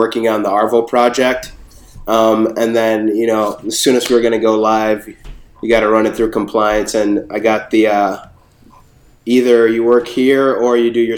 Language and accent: English; Minneapolis, Minnesota, United States; also born or lived in Bronx, New York; I was born in the Bronx, but raised in Minneapolis